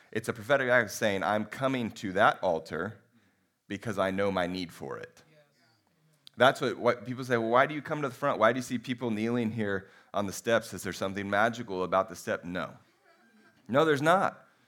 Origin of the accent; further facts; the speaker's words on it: United States; we're pretty American